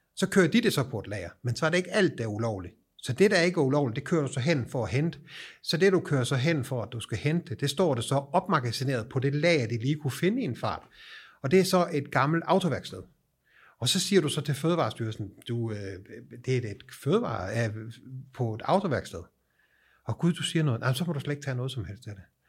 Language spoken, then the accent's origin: Danish; Denmark; moved away as an adult; now in Sweden; Jeg er dansker